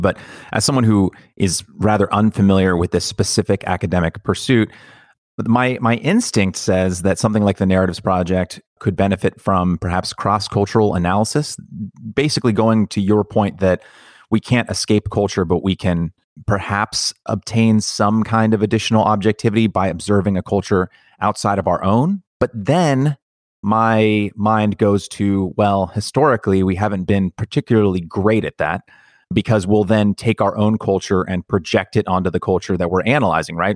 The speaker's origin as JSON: {"language": "English", "country": "United States", "said": "we as Americans"}